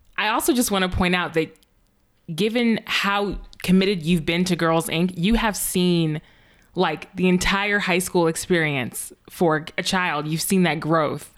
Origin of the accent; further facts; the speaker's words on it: the North, United States; moved away as an adult; also born or lived in Virginia; now in Massachusetts, United States; I'm from the North